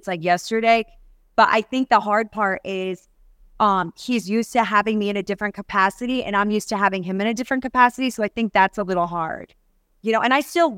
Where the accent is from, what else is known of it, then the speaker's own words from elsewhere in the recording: New York, United States; moved away; I grew up in New York.